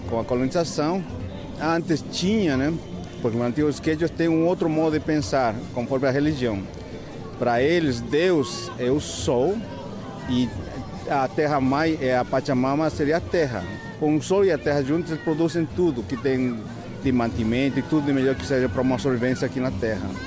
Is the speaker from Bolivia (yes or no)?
yes; Oruro, Bolivia; born there; Eu, eu nasci em Oruro.